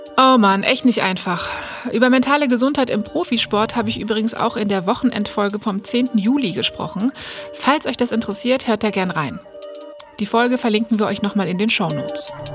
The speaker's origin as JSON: {"language": "German", "country": "Germany", "said": "bei uns in Deutschland"}